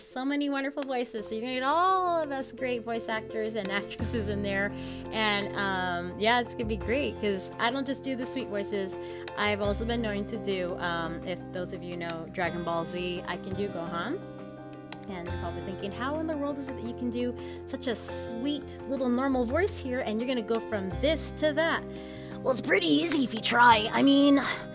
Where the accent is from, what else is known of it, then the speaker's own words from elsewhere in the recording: Southern California, United States; I'm from Southern California, so I'm very bubbly.